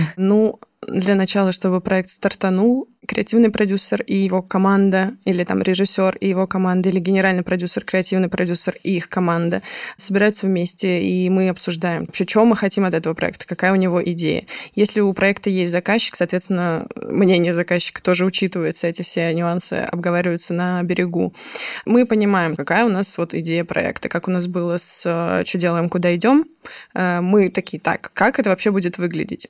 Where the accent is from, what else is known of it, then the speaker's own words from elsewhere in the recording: Moscow, Russia; Я сама из Москвы